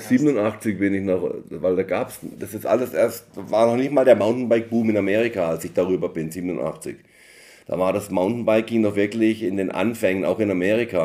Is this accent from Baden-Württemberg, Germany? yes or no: yes; Emmendingen near Freiburg, Baden-Württemberg, Germany; moved away as an adult; now in United States; Ich bin ja in Deutschland aufgewachsen, in Emding bei Freiburg